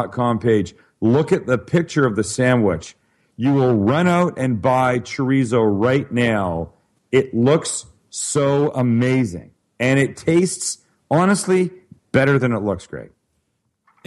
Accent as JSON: {"language": "English", "town": "Vancouver", "region": "British Columbia", "country": "Canada", "moved": "yes", "said": "I'm from Vancouver, Canada originally."}